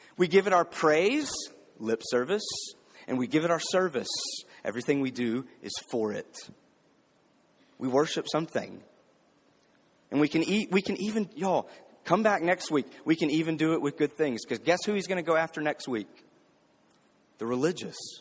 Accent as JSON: {"language": "English", "region": "the South", "country": "United States", "tie": "born or raised there", "said": "growing up in the South, especially growing up in a predominantly black city"}